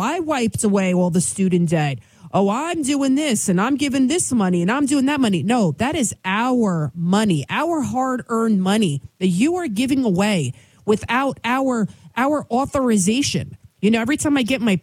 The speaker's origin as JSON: {"language": "English", "town": "New York City", "region": "New York", "country": "United States", "tie": "born or raised there", "first_language": "Albanian", "second_language": "English", "said": "I'm from the Bronx. I'm from the Bronx, New York City"}